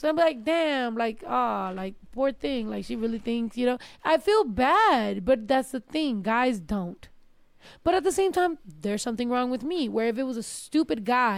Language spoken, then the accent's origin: English; California, United States; also born or lived in Texas; Like, I was from California. I lived in Texas.